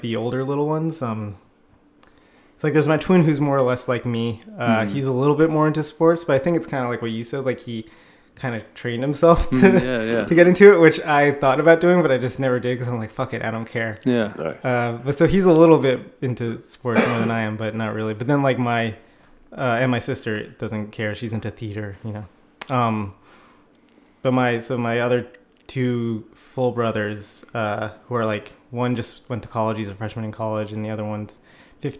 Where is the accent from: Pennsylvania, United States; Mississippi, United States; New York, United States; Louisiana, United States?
New York, United States; New York City; I grew up in Brooklyn